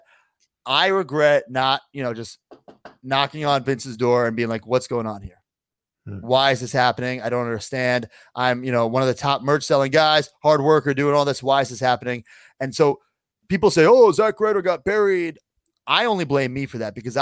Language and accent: English; Long Island, New York, United States; my hometown, Long Island